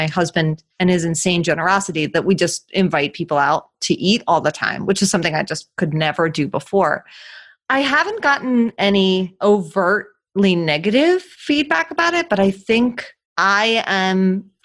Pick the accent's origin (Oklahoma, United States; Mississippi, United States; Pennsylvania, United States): Pennsylvania, United States; Philadelphia; moved away as an adult; also born or lived in Argentina; now in Philadelphia, United States; we moved from Argentina back to Philadelphia, where I was born and raised